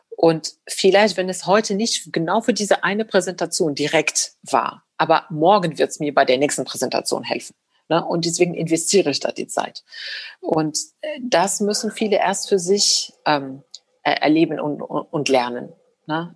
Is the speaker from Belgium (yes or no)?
no; Morocco; now in Germany; da wo ich aufgewachsen bin, es war egal, ob man Frau oder Mann ist, man studiert Mathematik und man wird Ingenieur. Also in Marokko wird das echt nicht unterschieden